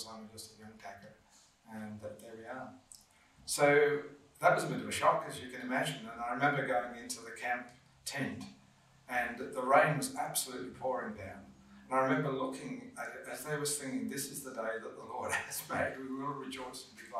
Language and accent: English; Birmingham, West Midlands, United Kingdom; moved away; I grew up in Birmingham.